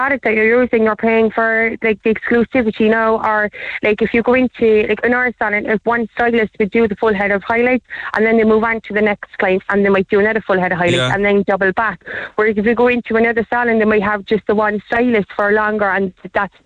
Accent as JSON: {"language": "English", "town": "Cork", "region": "Munster", "country": "Ireland", "said": "I'm from Hollyhill"}